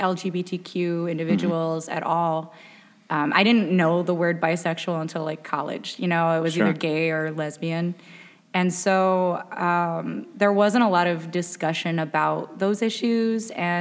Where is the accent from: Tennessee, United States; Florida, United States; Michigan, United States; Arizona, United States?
Michigan, United States; Waterford; I grew up in White Lake, Waterford, you know, like outside of Pontiac.